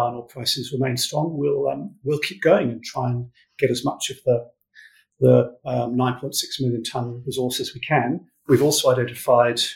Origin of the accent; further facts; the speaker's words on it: England, United Kingdom; moved away as an adult; also born or lived in New Zealand; now in Perth, Australia; I'm from England